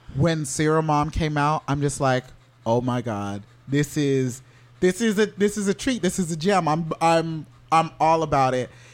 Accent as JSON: {"language": "English", "town": "Orlando", "region": "Florida", "country": "United States", "tie": "born or raised there", "said": "I grew up in Orlando"}